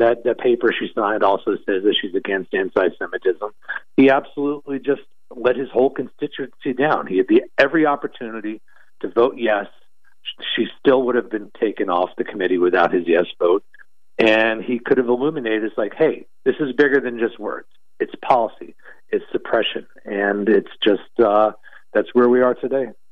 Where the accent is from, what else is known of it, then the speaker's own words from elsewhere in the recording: New York, United States; now in Florida, United States; I'm in Florida, although I'm a New Yorker at heart and New Yorker by nature